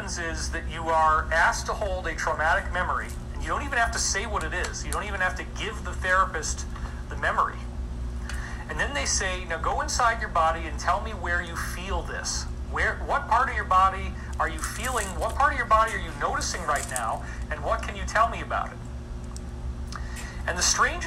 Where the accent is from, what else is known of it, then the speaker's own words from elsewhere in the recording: Scotia, New York, United States; I grew up in Scotia, New York